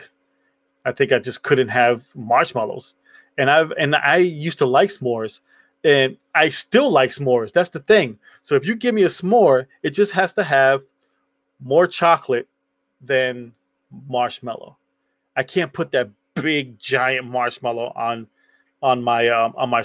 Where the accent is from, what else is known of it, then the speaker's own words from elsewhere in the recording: New York, United States; So when I was younger, I grew up in New York.